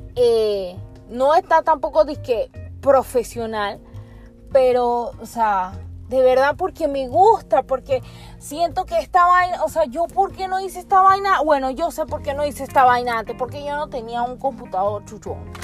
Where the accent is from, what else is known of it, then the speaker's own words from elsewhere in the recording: Panama; nosotros como panameños